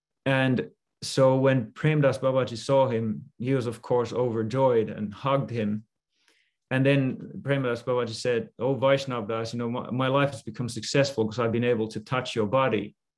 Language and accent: English; Finland; now in California, United States; I decided to become a monk, and I came from Finland to California with Guru Maharaj.